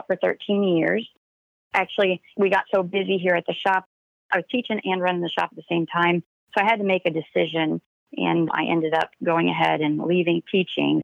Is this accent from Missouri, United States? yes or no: yes; Granby, Missouri, United States; I was born and raised right here in Granby, Missouri.